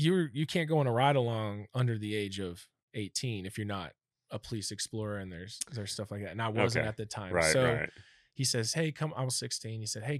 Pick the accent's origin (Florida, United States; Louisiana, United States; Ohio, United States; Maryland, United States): Maryland, United States; Germantown; born there; But my dad ended up becoming a electrical engineer and started doing some defense contracting work around Washington, D.C. So I was actually born in Maryland, believe it or not.